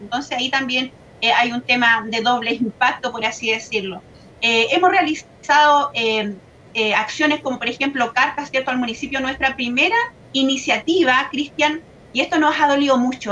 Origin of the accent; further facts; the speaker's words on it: Laja, Biobío, Chile; yo vengo de la comuna de Lasca, que es una zona de sacrificio quizás no muy nombrada, pero realmente yo creí, crecí eh, junto ¿cierto? a esta gran empresa que está en nuestra localidad